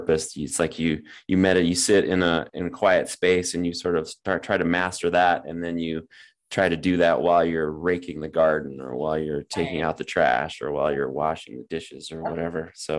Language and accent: English; Nebraska, United States; I grew up on a farm in Nebraska.